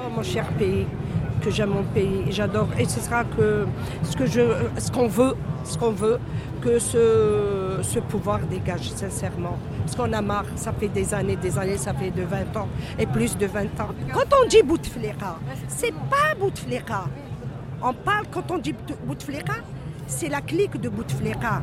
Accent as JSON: {"language": "French", "country": "Algeria", "said": "on est fiers d'être algériens"}